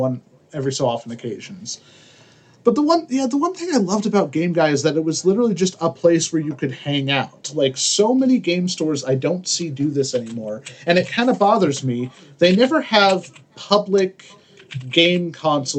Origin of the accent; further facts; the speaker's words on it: Lawrence, Kansas, United States; moved away; there was a little shop in my hometown of Lawrence, Kansas